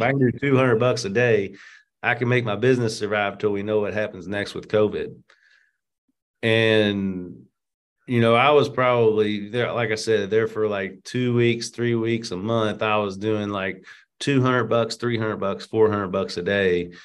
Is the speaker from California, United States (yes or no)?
no; Louisville, Kentucky, United States; I was born and raised in Louisville